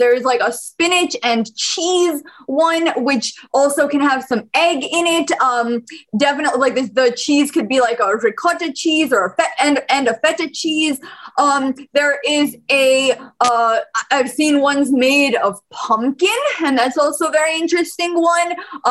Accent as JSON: {"language": "English", "country": "Bosnia & Herzegovina", "moved": "yes", "said": "I'm an immigrant from Bosnia, and I can definitely relate to the food being the great equalizer"}